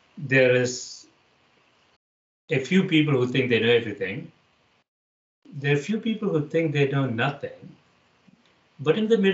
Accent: South India, India; moved away as an adult; now in United States; I grew up in India debating, actually, in the 1970s and 80s.

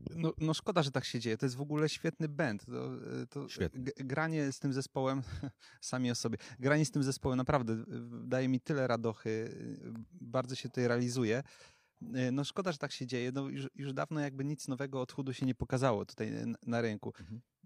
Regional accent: Wrocław, Lower Silesian Voivodeship, Poland; my jesteśmy z Wrocławia

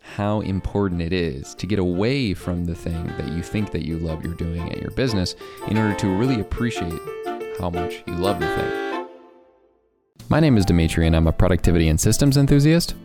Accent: Chicago, Illinois, United States; I grew up in Chicagoland in the South Suburbs, and now I live in the city

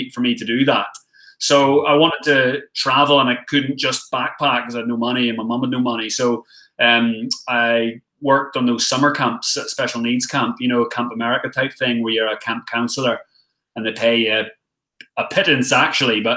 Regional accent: Northern Ireland, United Kingdom; moved away as an adult; also born or lived in Galway, Ireland / England / Australia; now in Thailand; I'm from Ireland, originally born in Galway in the south, but I had some pretty heavy domestic issues. So we moved up north to Northern Ireland, my mum, my sister and me. And then I grew up in Northern Ireland until I was 18

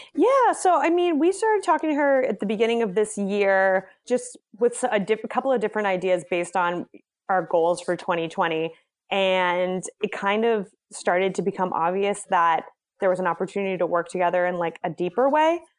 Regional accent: Boston, Massachusetts, United States; I am from Boston, Massachusetts, born and raised

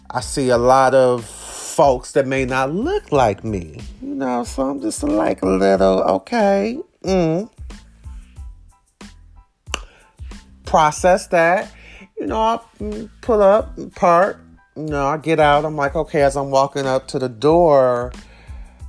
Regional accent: Detroit, Michigan, United States; I'm from Detroit, we hustle

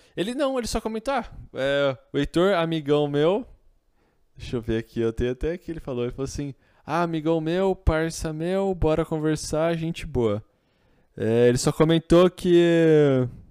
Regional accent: Campinas, São Paulo, Brazil; Eu sou de Campinas.

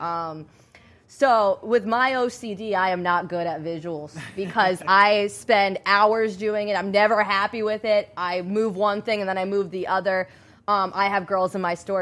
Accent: Rhode Island, United States; now in Florida, United States; I'm originally from Rhode Island

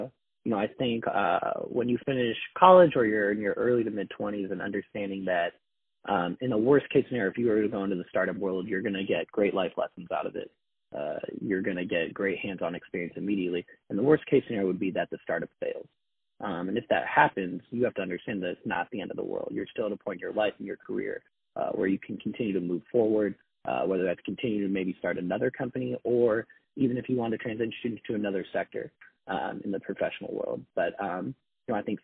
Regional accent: Seattle, Washington, United States; also born or lived in Los Angeles; born and raised in Seattle

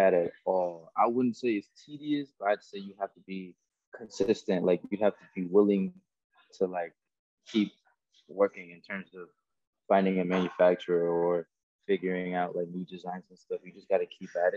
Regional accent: New York, United States; now in Florida, United States; I'm from New York. I'm like the only guy from New York

